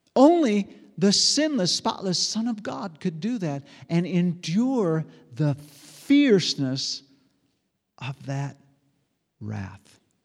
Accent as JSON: {"language": "English", "country": "United States", "said": "I'm an American. I'm a red blooded American"}